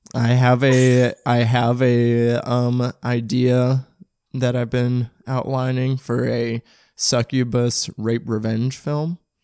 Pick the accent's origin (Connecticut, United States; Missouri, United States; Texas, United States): Missouri, United States; St. Louis; I'm from St. Louis. I'm from oh, um, South County